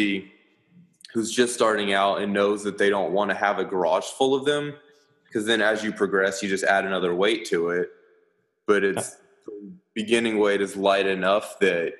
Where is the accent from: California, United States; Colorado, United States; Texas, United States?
Colorado, United States; now in Austin, United States; Growing up in Colorado